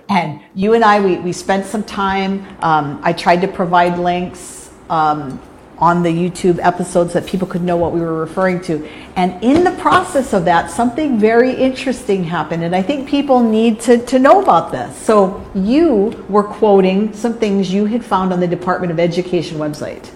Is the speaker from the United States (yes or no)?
yes; Hawaii, United States; I'm a Hawaii girl, been here my whole life.